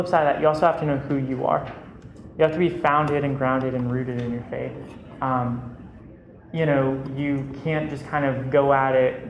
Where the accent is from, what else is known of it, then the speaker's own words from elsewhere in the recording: Perry, Georgia, United States; I came from Perry, Georgia, middle of nowhere